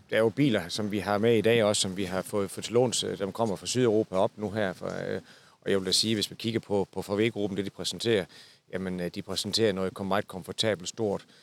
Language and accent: Danish; Southern Jutland, Southern Denmark, Denmark; jeg er fra det sønderjyske